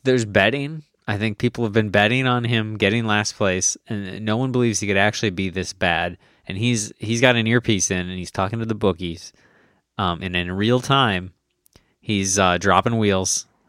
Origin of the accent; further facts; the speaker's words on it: United States; I'm American